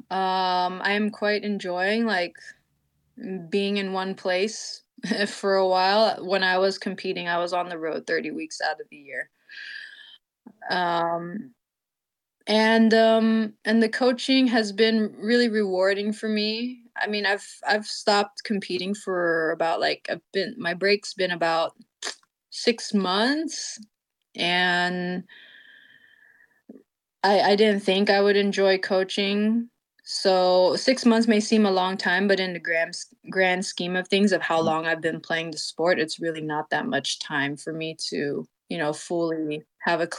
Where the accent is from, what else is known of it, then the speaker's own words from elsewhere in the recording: California, United States; I'm also from California